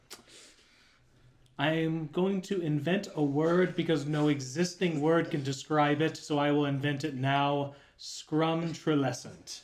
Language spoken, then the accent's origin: English; Florida, United States; moved away as an adult; now in Tennessee, United States; growing up in Florida